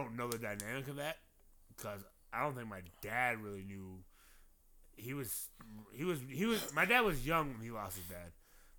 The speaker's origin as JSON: {"language": "English", "town": "Compton", "region": "California", "country": "United States", "said": "I'm from Compton."}